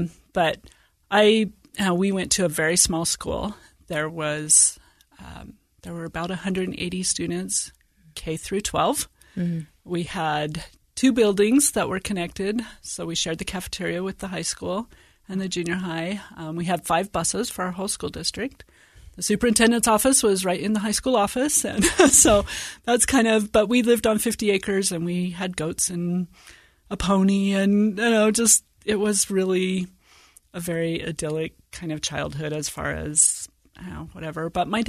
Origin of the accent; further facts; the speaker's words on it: Washington, United States; also born or lived in Virginia; And so I was born in Virginia and spent my elementary and junior high years in rural northeastern Washington, about 60 miles north of Spokane, about 40 miles south of the Canadian border.